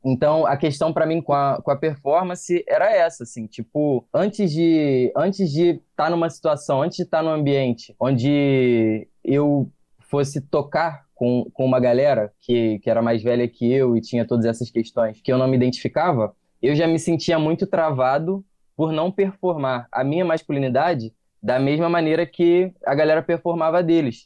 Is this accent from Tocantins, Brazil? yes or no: no; Unamar, Rio de Janeiro, Brazil; also born or lived in Minas Gerais; no lugar onde eu cresci, lá em Unamar